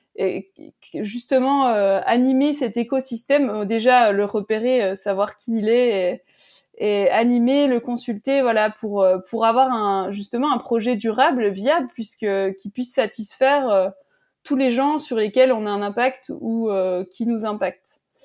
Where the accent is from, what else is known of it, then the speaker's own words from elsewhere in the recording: Métabief, Jura, Bourgogne-Franche-Comté, France; la station de Métabier dans le Jura, bon, c'est ma terre natale